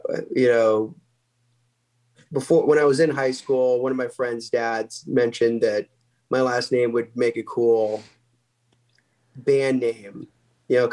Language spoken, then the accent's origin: English; Salem, Missouri, United States; moved away as an adult; also born or lived in Omaha, Nebraska; I was born in Omaha, but then we moved down to the farm in Missouri when I was really young. And before I was even in school, and then moved back to Omaha in 99.